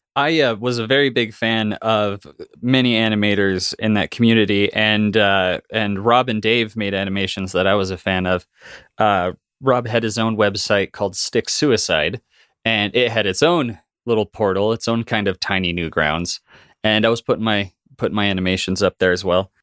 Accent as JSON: {"language": "English", "region": "Wyoming", "country": "United States", "tie": "born or raised there", "said": "I grew up in Wyoming in a small town and, uh, uh, in a very Mormon family, in a very Mormon town"}